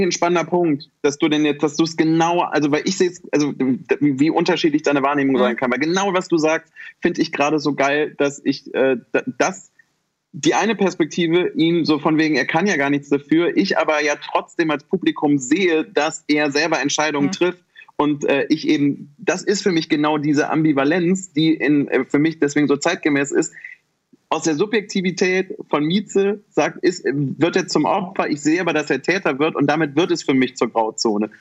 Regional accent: Germany; ich bin in Deutschland geboren

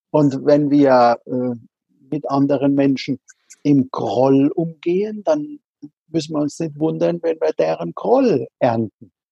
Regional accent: Rhineland-Palatinate, Germany; Also ich bin in der Südpfalz an der Weinstraße aufgewachsen. Also äh, einem Landstrich, was andere gerne als das Paradies bezeichnen

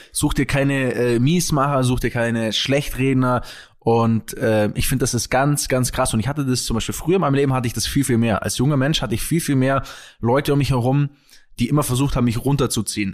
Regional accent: Kempten, Bavaria, Germany; moved away as an adult; now in Munich, Germany; in Kempten, wo ich aufgewachsen bin

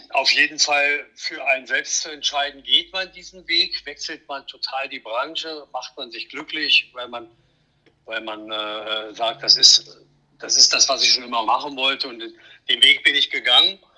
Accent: Thuringia, Germany; born there; bin gebürtig aus der Nähe von Erfurt im schönen Thüringen

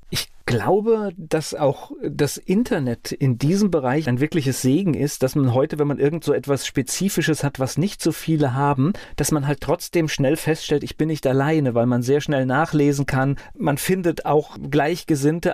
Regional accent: Mainz, Rhineland-Palatinate, Germany; Ich bin in Mainz aufgewachsen

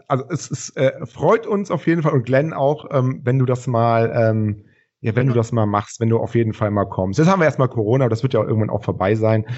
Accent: Rhineland, Germany; wir kommen aus dem Rheinland

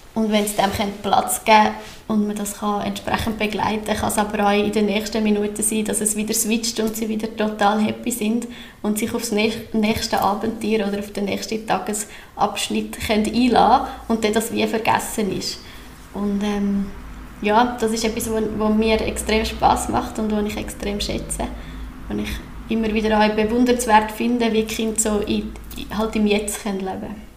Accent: Sachseln, Obwalden, Switzerland; now in Kerns, Switzerland; Ich bin hier in Sachsen aufgewachsen und wohne jetzt äh, in Kerz

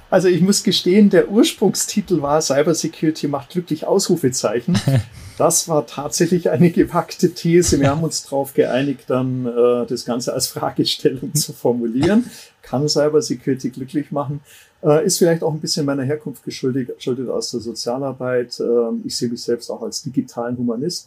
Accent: Ammersee, Bavaria, Germany; also born or lived in Munich; ich bin am Ammersee aufgewachsen

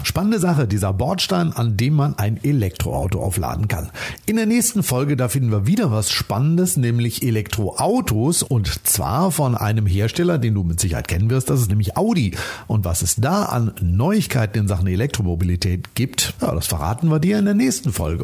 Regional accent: Detmold, North Rhine-Westphalia, Germany; meine Heimatstadt Detmold

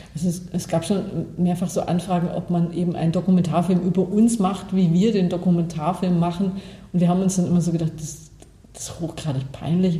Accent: Bavaria, Germany; moved away; ich komme aus Bayern

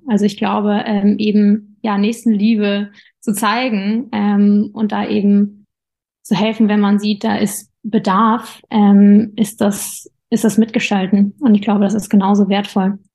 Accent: Darmstadt, Hesse, Germany; von Berlin nach Darmstadt, wo ich herkomme

